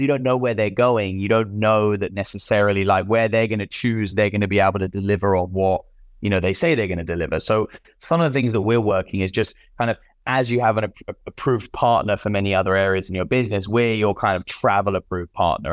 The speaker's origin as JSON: {"language": "English", "country": "United Kingdom", "also_born_or_lived": "Central and South America", "moved": "yes", "said": "I'm British"}